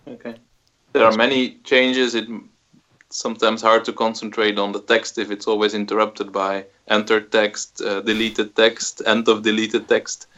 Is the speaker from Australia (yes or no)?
no; Belgium; I'm from Belgium.